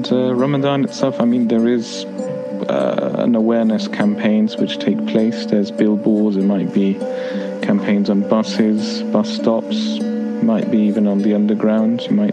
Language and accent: English; United Kingdom; As a British Muslim, I don't really face any obstacle as such trying to fast in London in 2018.